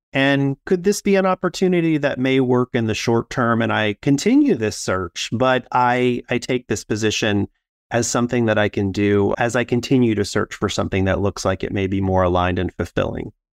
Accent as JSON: {"language": "English", "region": "Midwest", "country": "United States", "tie": "born or raised there", "said": "growing up in the Midwest"}